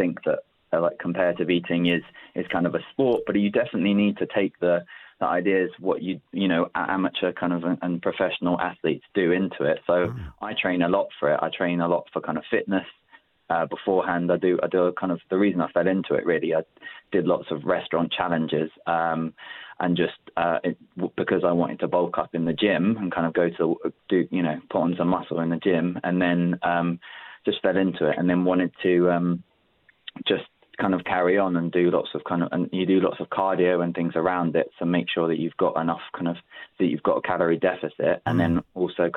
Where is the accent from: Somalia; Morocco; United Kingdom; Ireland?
United Kingdom; London; I grew up in South London, and my dad's from the Old Kent Road.